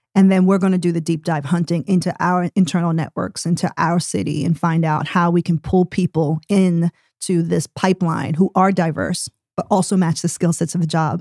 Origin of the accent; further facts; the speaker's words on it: New York City, New York, United States; moved away as an adult; now in Tulsa, United States; was born and raised in New York City, and traveled all the way over to Tulsa, Oklahoma, sight unseen in twenty twenty-one